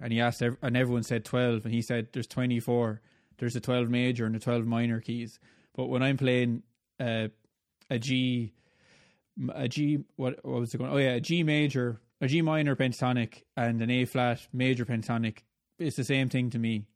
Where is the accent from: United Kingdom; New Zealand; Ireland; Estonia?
Ireland; accent: Irish; the guy with the Irish accent